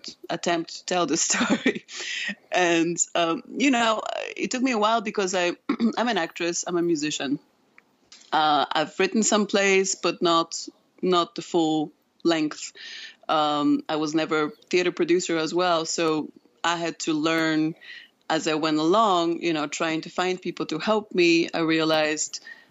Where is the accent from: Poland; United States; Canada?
Poland; moved away; I'm originally from Poland.